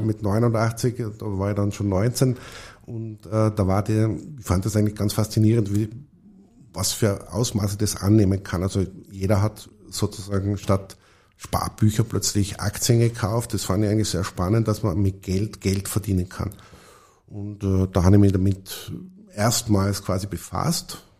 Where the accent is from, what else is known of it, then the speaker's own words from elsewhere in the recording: Tyrol, Austria; also ich bin in Tirol aufgewachsen